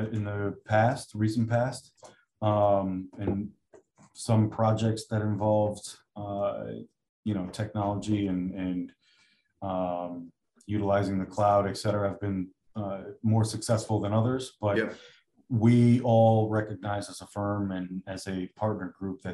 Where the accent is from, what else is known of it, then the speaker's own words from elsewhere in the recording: Stratford, Connecticut, United States; now in Orange, United States; I'm probably 10 minutes away from where I grew up in Stratford. So literally 10 minutes from the house I grew up in.